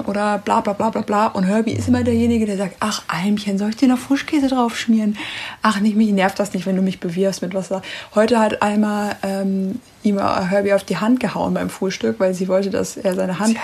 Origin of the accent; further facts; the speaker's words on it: Ruhr area, North Rhine-Westphalia, Germany; ich komme aus dem Pott